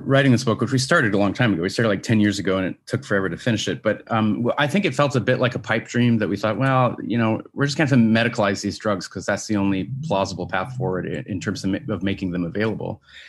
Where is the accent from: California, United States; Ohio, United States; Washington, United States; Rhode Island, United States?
Washington, United States; Washington State originally. Yeah, my home state.